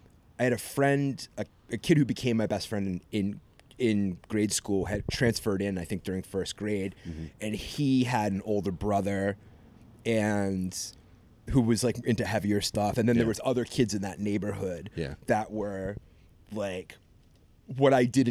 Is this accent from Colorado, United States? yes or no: no; Westport, Massachusetts, United States; also born or lived in Fall River, Massachusetts; I grew up specifically in Westport, Mass.